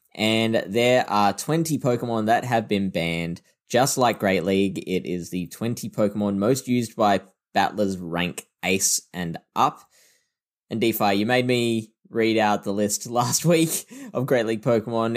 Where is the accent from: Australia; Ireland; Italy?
Australia; Adelaide, South Australia; I am from Adelaide